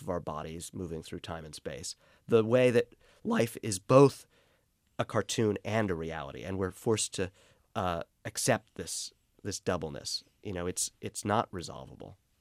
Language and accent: English; New York City, New York, United States; Growing up in Brooklyn